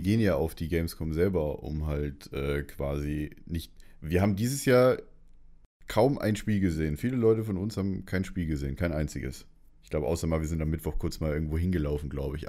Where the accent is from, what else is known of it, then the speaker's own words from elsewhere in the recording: Munich, Bavaria, Germany; ich komme aus München